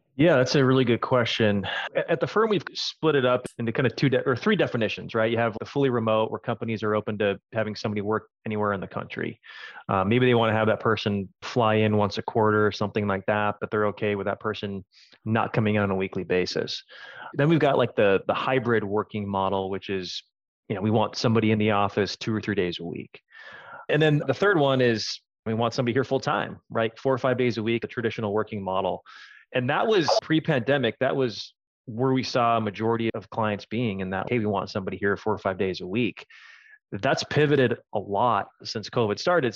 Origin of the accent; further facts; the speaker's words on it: Minneapolis, Minnesota, United States; moved away as an adult; now in San Francisco, United States; I'm a Minnesota native